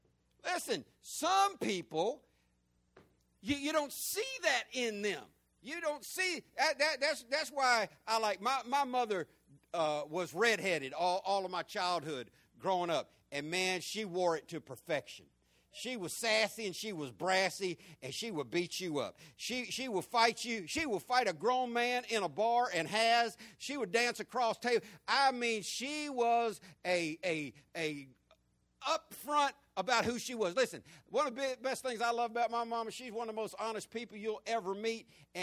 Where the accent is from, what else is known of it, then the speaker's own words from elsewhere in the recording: Florida, United States; When I grew up in Florida, we had what our governor back then called old what? Old Sparky.